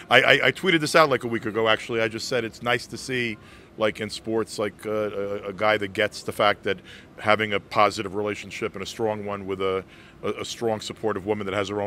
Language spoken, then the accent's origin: English; Brooklyn, New York, United States; Dude, please, I'm from Brooklyn. We don't do British accents in Brooklyn.